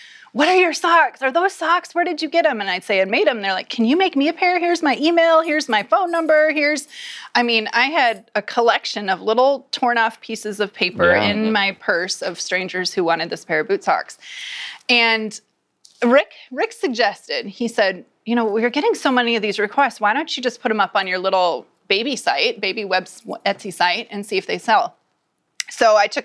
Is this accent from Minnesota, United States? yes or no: yes; Minnesota, United States; I come from Minnesota where you wear boots all year round